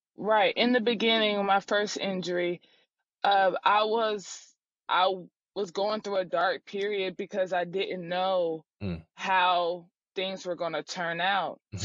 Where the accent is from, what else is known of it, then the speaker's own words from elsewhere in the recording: Durham, North Carolina, United States; moved away as an adult; also born or lived in Charlottesville, Virginia; I'm from Durham, North Carolina, so I grew up around ACC basketball